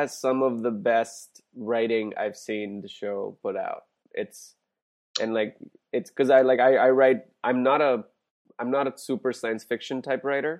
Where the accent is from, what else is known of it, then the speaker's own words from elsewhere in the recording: India; moved away as an adult; also born or lived in San Diego; I grew up in India until I went to college to San Diego.